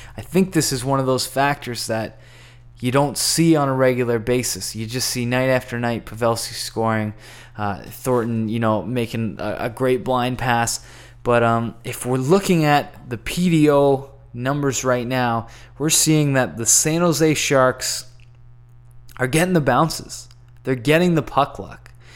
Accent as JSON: {"language": "English", "country": "Canada", "said": "as a Canadian and a Canadian enthusiast"}